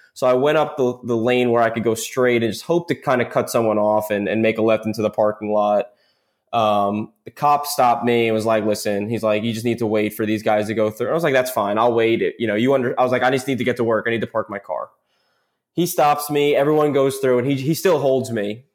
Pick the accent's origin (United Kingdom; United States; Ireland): United States; Smithtown, New York; moved away as an adult; also born or lived in Maryland; now in New Orleans, United States; in Smithtown West High School, uh, on Long Island